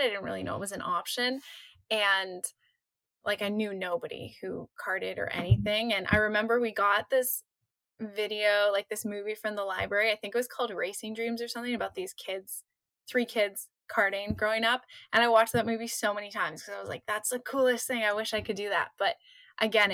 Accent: Canada; I grew up in Canada

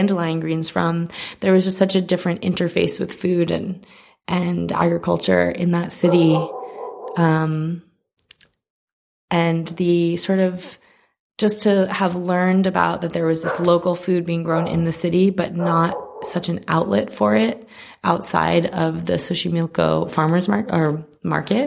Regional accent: New York, United States; moved away as an adult; also born or lived in California / Mexico City; I grew up in New York

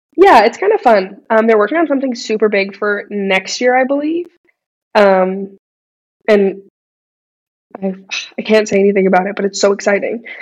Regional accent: Edmonton, Alberta, Canada; I grew up in Edmonton, left, came back

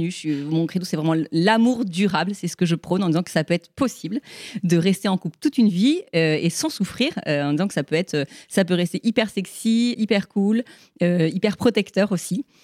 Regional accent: Toulon, Provence-Alpes-Côte d'Azur, France; j'ai 45 ans, je suis mariée avec Arnaud depuis 18 ans et ensemble on a quatre enfants et je viens de Toulon.

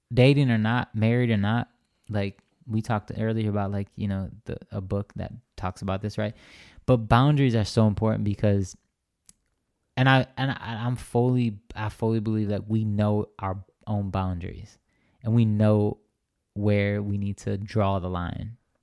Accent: Racine, Wisconsin, United States; moved away as an adult; now in Phoenix, United States; my hometown Racine

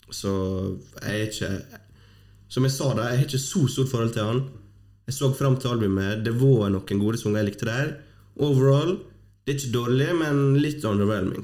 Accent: Fosnavåg, Møre og Romsdal, Norway; moved away; Det er ikke så ofte jeg er hjemme i Vågen

